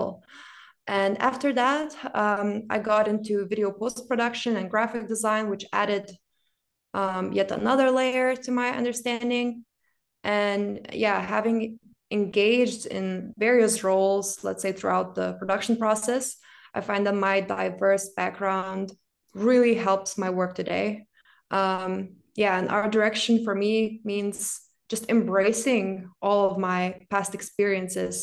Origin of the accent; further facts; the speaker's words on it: Lithuania; moved away as an adult; also born or lived in Milan, Italy; now in Berlin, Germany; I was born and raised in Lithuania, but I've spent the majority of my adult life working and living in Milan, Italy.